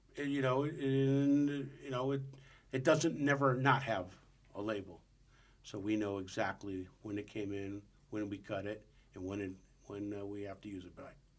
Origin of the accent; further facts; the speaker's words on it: St. Louis, Missouri, United States; moved away; I grew up in St. Louis